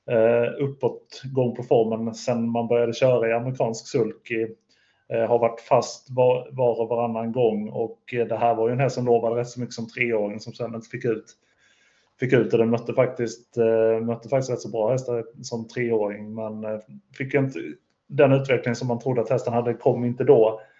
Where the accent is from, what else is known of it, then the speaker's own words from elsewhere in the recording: Skåne, Sweden; jag är ju från Skåne så jag kanske inte kan.